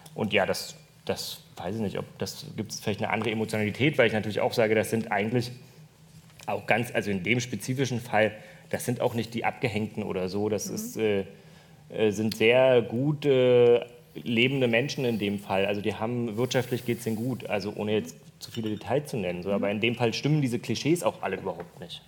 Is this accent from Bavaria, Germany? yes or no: no; Berlin, Germany; ich bin in Ostberlin geboren, am kürzeren Ende der Sonnenallee